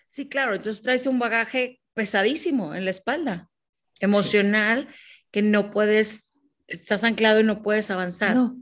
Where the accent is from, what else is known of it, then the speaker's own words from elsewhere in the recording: Monterrey, Nuevo León, Mexico; now in Mexico City, Mexico; desde mi tierra natal, que es Monterrey. Yo me encuentro en Ciudad de México